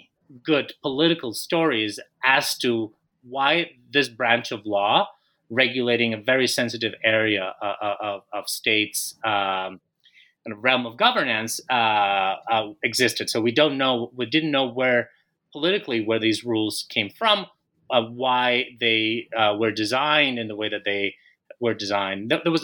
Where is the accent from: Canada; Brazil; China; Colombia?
Colombia; So on the personal side, I am Colombian. I was born and raised in Colombia.